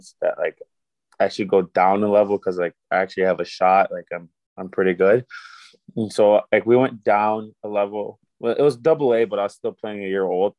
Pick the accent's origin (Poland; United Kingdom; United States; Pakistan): United States; as an American player